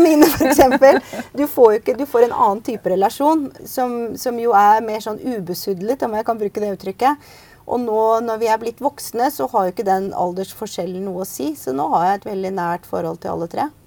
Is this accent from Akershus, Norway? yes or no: yes; Bærum, Akershus, Norway; moved away as an adult; also born or lived in United States; now in Oslo, Norway; jeg vokste opp ute i Bærum, på Østerås